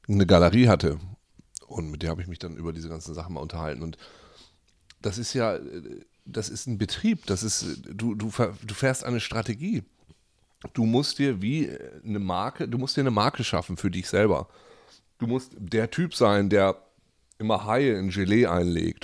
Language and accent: German; Germany; moved away; in der kleinen Stadt, wo ich herkomme, in Lea